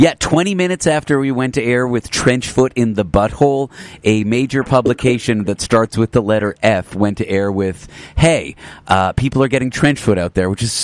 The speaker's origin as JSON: {"language": "English", "country": "Canada", "accent": "midway between US and Canadian", "said": "I'm from Canada, actually. It's a weird vibe going on there. I'm midway between a U.S. and Canadian accent."}